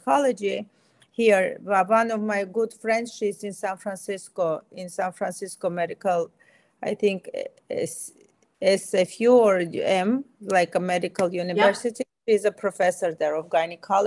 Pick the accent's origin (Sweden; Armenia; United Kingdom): Armenia; moved away as an adult; now in United States; I'm Armenian. I was born and raised in Armenia